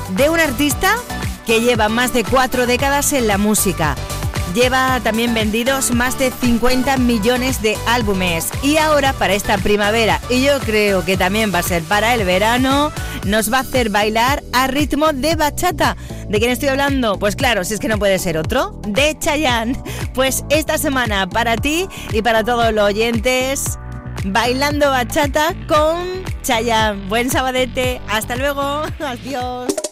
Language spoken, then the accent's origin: Spanish; Andalusia, Spain; como andaluza